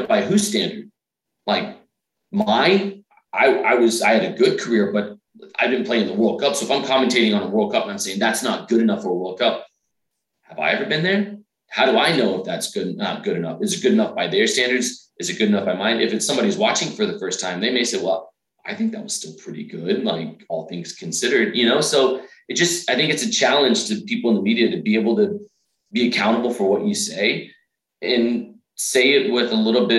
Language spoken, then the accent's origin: English; Dallas, Texas, United States; now in Nashville, United States; I'm originally from Dallas.